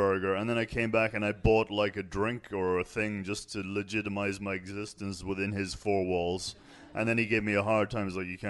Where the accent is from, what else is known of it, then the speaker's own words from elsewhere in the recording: Ireland; I am an Irish person.